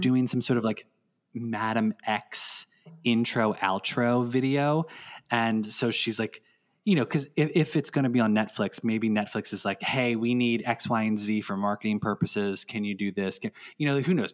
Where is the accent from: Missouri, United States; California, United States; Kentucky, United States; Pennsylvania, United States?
Pennsylvania, United States; Philadelphia; a radio station in Philadelphia, my hometown